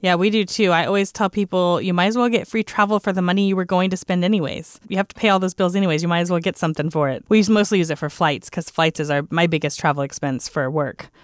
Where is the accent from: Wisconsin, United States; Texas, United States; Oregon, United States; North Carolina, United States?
Texas, United States; as a Texan